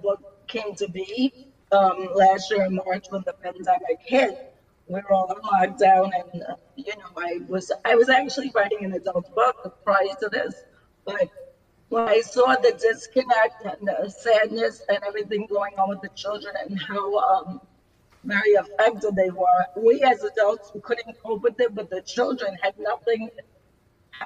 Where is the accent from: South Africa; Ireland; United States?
United States; New York City, New York; now in New Jersey, United States; I'm from Staten Island, New York